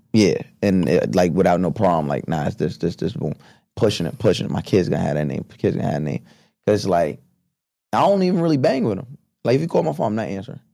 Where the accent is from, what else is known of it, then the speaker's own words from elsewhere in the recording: Long Island, New York, United States; growing up on Long Island, after my mom and my dad married